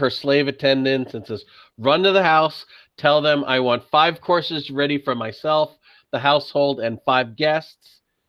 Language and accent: English; New York, United States; I'm from New York